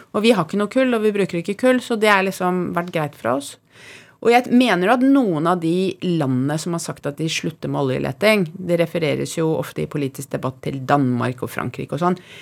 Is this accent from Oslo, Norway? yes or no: yes; Oslo, Norway; jeg vokste opp på CC Vest